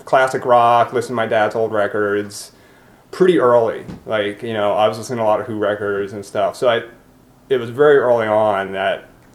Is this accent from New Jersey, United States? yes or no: yes; Cherry Hill, New Jersey, United States; also born or lived in Philadelphia, Pennsylvania / Yorkshire Dales, England; I grew up in Cherry Hill.